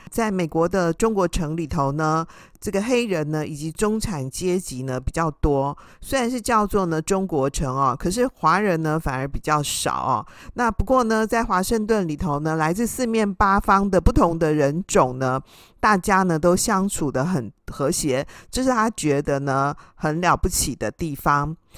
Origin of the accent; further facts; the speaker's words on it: Taiwan; 那我们台湾人，以我来说，我连换个灯泡我都没办法换